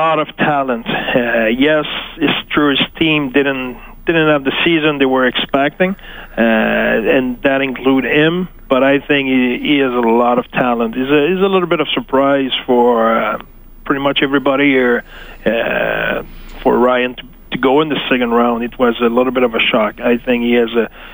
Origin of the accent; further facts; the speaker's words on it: Trois-Rivières, Quebec, Canada; I grew up in Trois-Rivières